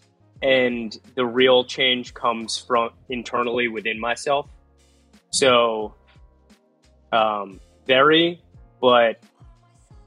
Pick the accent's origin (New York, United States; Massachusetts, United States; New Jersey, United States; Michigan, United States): New Jersey, United States; I grew up in New Jersey, so English is like my half language